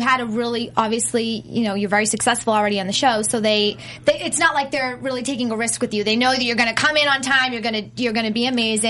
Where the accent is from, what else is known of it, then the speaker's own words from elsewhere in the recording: Boston, Massachusetts, United States; I'm from Boston.